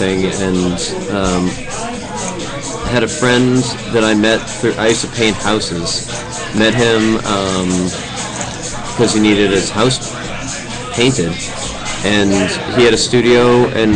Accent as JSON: {"language": "English", "town": "Scituate", "region": "Massachusetts", "country": "United States", "tie": "born or raised there", "said": "I grew up in Scituate, Mass"}